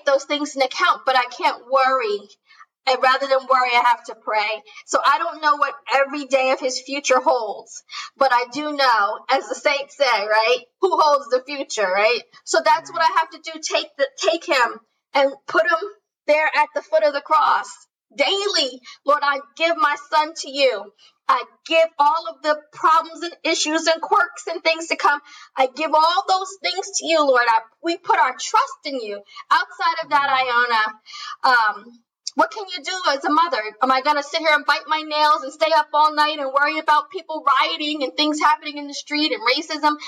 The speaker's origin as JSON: {"language": "English", "region": "New Jersey", "country": "United States", "tie": "born or raised there", "said": "I grew up in New Jersey"}